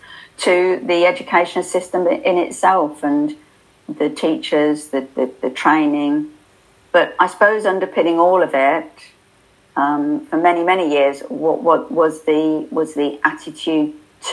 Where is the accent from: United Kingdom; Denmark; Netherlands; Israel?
United Kingdom; we're polite and we're British